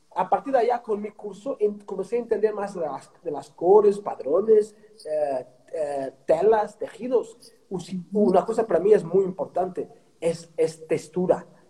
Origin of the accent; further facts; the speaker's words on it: Portugal; Spanish is a second language; moved away as an adult; also born or lived in Australia / Mexico / United States; salí de Portugal en 2002 y me fui para, para, Australia